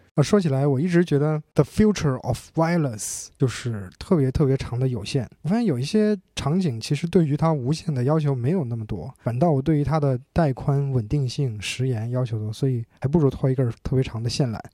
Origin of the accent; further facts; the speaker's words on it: China; 我们中国人